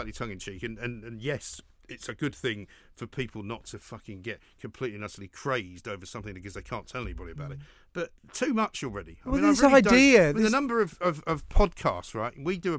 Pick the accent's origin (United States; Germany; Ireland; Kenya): Ireland; There's not much point in trying to investigate what's going on in my brain because I'm Irish.